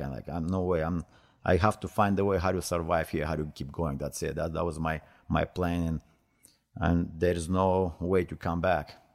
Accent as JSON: {"language": "English", "town": "Stara Zagora", "region": "Stara Zagora Province", "country": "Bulgaria", "tie": "born or raised there", "second_language": "English", "moved": "yes", "said": "I am from, from Bulgaria. I born in Stara Zagora, that's my hometown, uh, nineteen sixty-eight"}